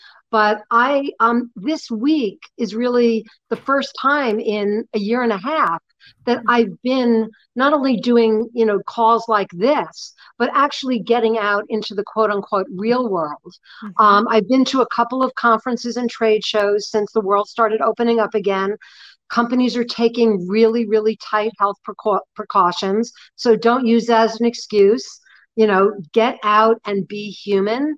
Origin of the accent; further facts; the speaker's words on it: New York, United States; I'm 65 years old and I'm from New York